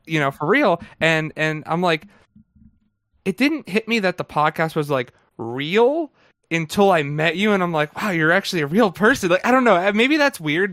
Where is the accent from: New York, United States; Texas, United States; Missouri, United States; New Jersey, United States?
New Jersey, United States; accent: Jersey; the people up here say I have a Jersey accent. I don't think